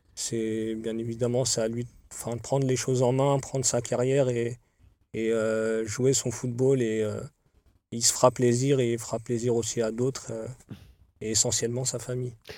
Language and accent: French; Paris, Île-de-France, France; sachant qu'on est originaire, de Paris